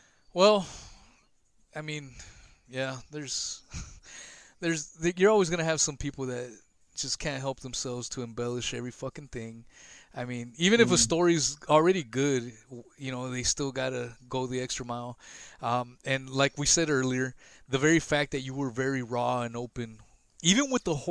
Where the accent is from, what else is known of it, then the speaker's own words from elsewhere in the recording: West Coast, United States; also born or lived in Los Angeles, California; now in Florida, United States; I was born in LA and I grew up in the pretty much in the West Coast.